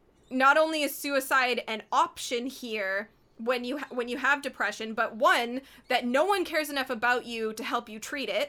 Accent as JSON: {"language": "English", "country": "Canada", "said": "we're all Canadian"}